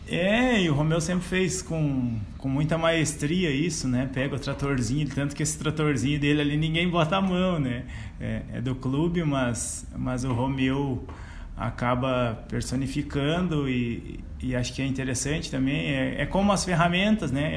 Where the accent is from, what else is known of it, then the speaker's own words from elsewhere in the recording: Sinimbu, Rio Grande do Sul, Brazil; moved away as an adult; now in Venâncio Aires, Brazil; me criei por lá